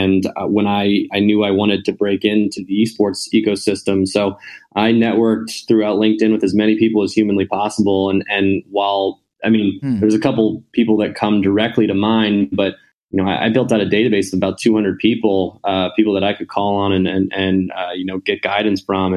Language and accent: English; Baltimore, Maryland, United States; also born or lived in Mississippi; Born and raised in Baltimore, Maryland